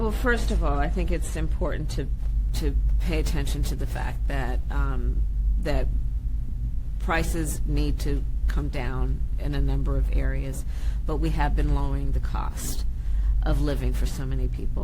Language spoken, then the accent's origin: English; Ukraine; born or raised there; moved away as an adult; now in United States